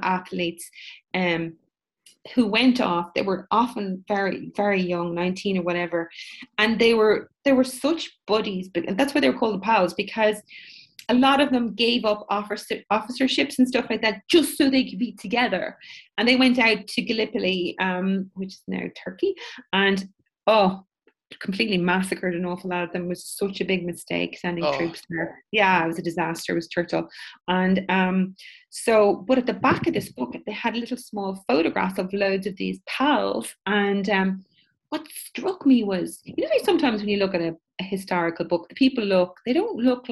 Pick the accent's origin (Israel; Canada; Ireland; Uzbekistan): Ireland; when you're Irish